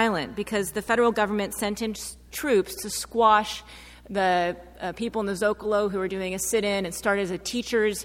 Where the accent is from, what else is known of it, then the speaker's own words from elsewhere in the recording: United States; a white feminist researcher from the U.S. doing research in Mexico